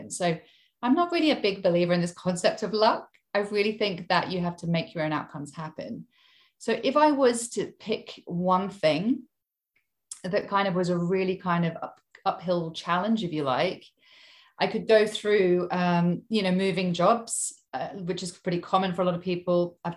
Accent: Hong Kong; moved away as an adult; also born or lived in United Kingdom; now in Sydney, Australia; I'm English, but I've traveled all over the place in my lifetime. I actually grew up in Hong Kong. So, I was born in the UK, but when I was very small, we moved to um, Hong Kong and I lived there until I was 18.

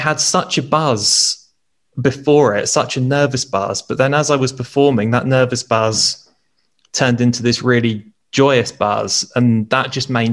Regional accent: Guildford, South East England, United Kingdom; moved away as an adult; now in Nottingham, United Kingdom; I've lived in Nottingham since I was 20. I'm originally from Guildford, which is down south

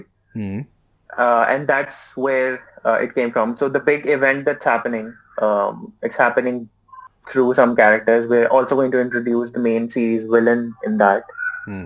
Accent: Karachi, Sindh, Pakistan; moved away as an adult; now in Islamabad, Pakistan; I'm in Islamabad, although I am from Karachi. I just moved to Islamabad

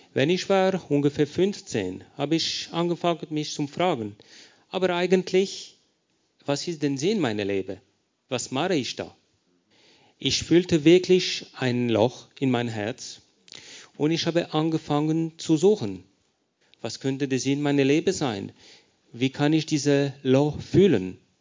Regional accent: Lausanne, Vaud, Switzerland; first language French; German is a second language; moved away as an adult; now in Paris, France; ich bin erzogen in der Schweiz, in Lausanne, französischer Teil

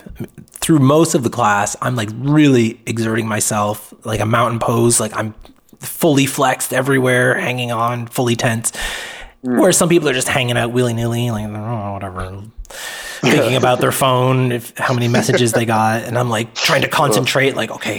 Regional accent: Atlantic Canada, Canada; now in Vancouver Island, Canada; I'm not from Vancouver Island. I'm from the other end of Canada, from Atlantic Canada on the East Coast.

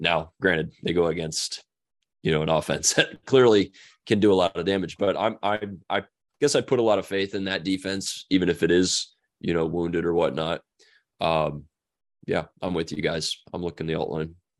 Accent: Ohio, United States; I grew up in Ohio

